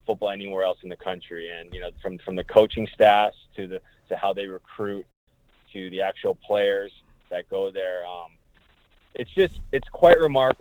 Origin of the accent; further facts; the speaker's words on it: Los Angeles, California, United States; first language English; also born or lived in San Francisco, California / Connecticut; I was born and raised in Los Angeles, California, went to high school in San Francisco